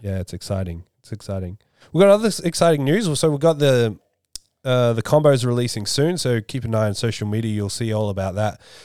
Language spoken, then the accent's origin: English; Australia; I'm the Aussie